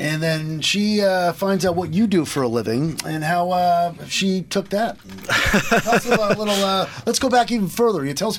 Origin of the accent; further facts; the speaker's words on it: Lebanon, Connecticut, United States; The church I grew up going to in Lebanon, St. Francis of Assisi